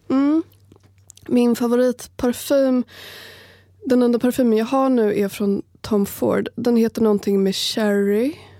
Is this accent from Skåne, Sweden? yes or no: no; Sala, Västmanland, Sweden; moved away; vill flytta hem till Sala